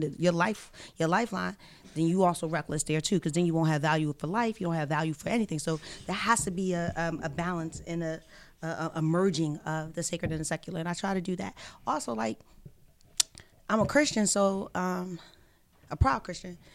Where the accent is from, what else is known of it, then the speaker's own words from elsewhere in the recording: Philadelphia, Pennsylvania, United States; moved away as an adult; also born or lived in Atlanta / New York; I'm from West Philadelphia